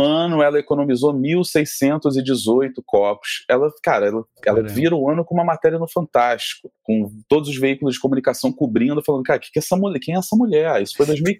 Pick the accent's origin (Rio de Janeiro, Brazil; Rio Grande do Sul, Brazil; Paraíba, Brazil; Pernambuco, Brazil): Rio de Janeiro, Brazil; como boa carioca que somos